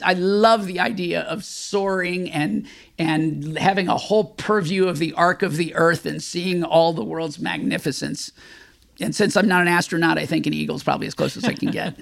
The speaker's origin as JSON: {"language": "English", "region": "Texas", "country": "United States", "tie": "born or raised there", "said": "growing up in Texas"}